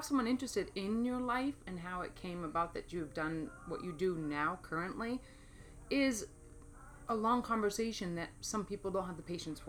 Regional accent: Maine, United States; born or raised there; moved away as an adult; also born or lived in New York City / East Coast; now in Phoenix, United States

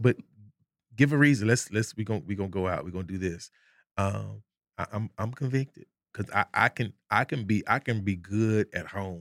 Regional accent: Arkansas, United States; moved away; we got a saying back home. I'm from Arkansas

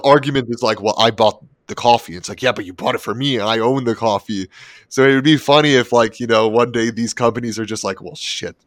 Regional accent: Toronto, Ontario, Canada; moved away; I'm originally from Toronto

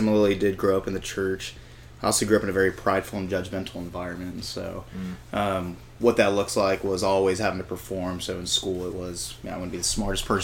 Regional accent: San Antonio, Texas, United States; I'm from San Antonio

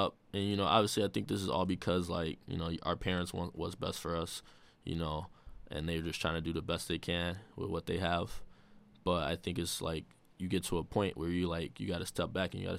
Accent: Chicago, Illinois, United States; I'm from the South Side.

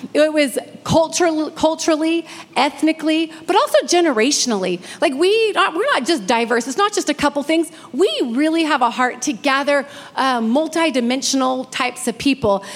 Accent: Redding, California, United States; moved away; I'm from Redding

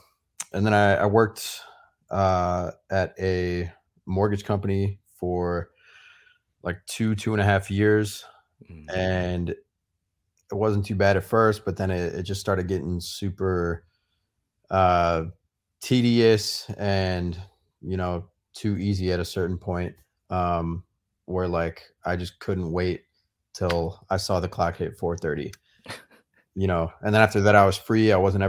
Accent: Vernon Hills, Illinois, United States; I grew up kind of near Jason in a suburb of Chicago called Vernon Hills and lived there my whole life.

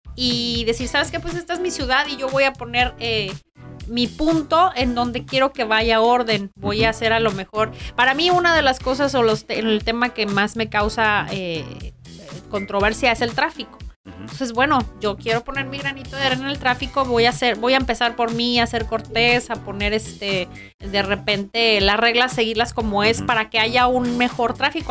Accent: Guadalajara, Jalisco, Mexico; now in Tijuana, Mexico; yo que soy de Guadalajara

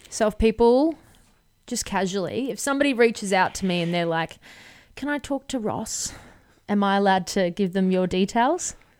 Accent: Brisbane, Queensland, Australia; I'm a big city kid. I grew up in Brisbane

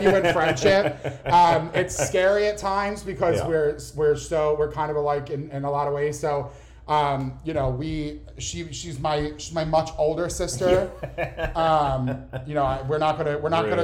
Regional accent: Philadelphia, Pennsylvania, United States; accent: Philly; I grew up in Philly, born and raised. I don't know if you could tell by my thick Philly accent

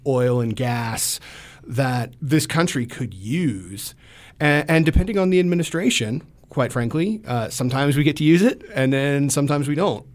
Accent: Georgia, United States; moved away as an adult; I grew up in Georgia

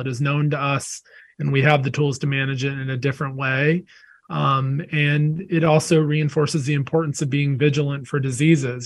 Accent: North Carolina, United States; I grew up in North Carolina

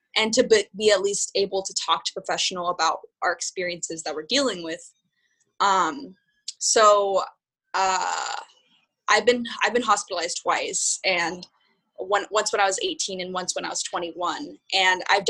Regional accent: Southern California, United States; moved away as an adult; also born or lived in San Francisco; now in New York, United States; I'm from Southern California, and I moved to San Francisco for college right when I turned 18

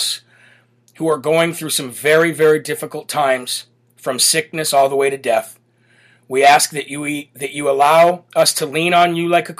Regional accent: Illinois, United States; moved away; the state of Illinois, my home state. born and grew up in the state of Illinois

